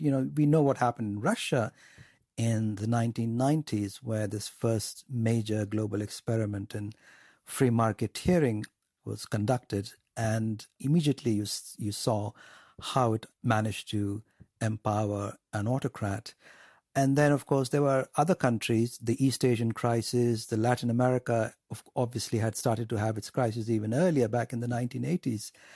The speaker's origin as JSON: {"language": "English", "country": "India", "tie": "born or raised there", "said": "growing up in India"}